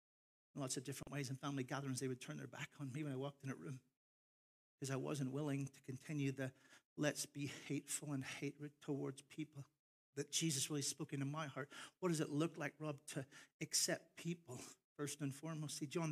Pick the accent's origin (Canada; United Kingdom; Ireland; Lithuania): Ireland; I am Irish, and so I'm proud of my heritage. I'm also American, so I'm confused because I have two passports.